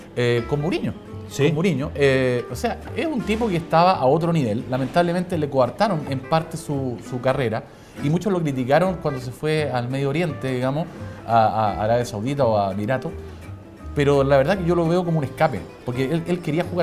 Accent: Chile; nosotros somos chilenos de origen palestino

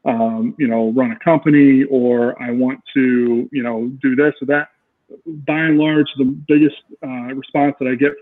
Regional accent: Canton, Ohio, United States; I am from Canton, Ohio

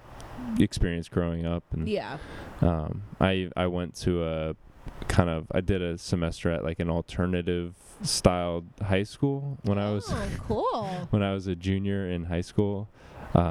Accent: Boothbay, Maine, United States; now in Portland, Oregon, United States; I grew up in Maine

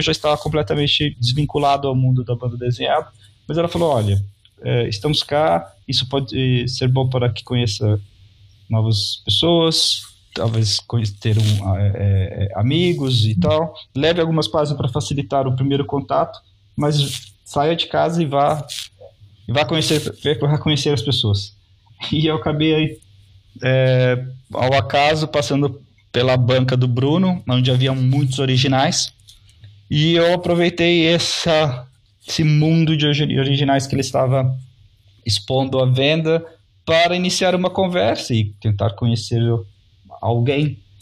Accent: Londrina, Paraná, Brazil; also born or lived in São Paulo; eu sou de Londrina, que é o sul do país, mais próximo do estado de São Paulo. É uma cidade ao uhum. norte do Paraná

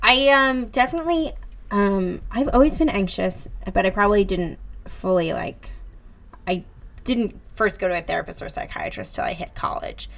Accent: New Jersey, United States; moved away as an adult; now in New York, United States; I'm from Jersey

